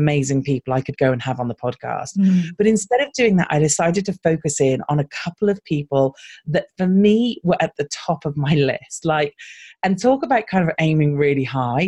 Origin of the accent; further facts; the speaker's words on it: United Kingdom; accent: British; we stand out because we're British. So often when we're going to American conferences, our voices do stand out a little